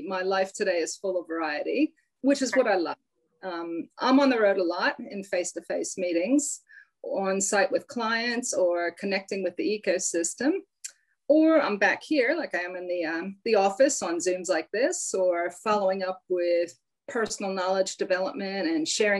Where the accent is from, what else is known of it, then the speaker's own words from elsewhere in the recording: Pennsylvania, United States; accent: hybrid accent; So I'm from the East Coast of the US, outside of Philadelphia, but I've been here a long time. So yeah, I have this hybrid accent